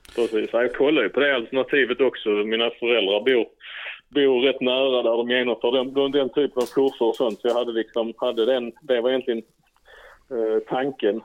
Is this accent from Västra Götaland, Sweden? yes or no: no; Skåne, Sweden; bosatt i Skåne och kommer från Skåne